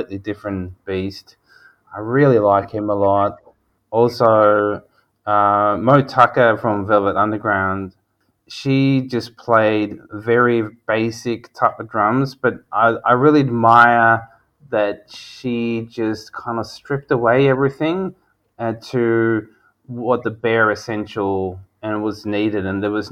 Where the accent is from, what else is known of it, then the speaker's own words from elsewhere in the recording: Sweden; now in Australia; where I grew up in Sweden, and then coming here to Australia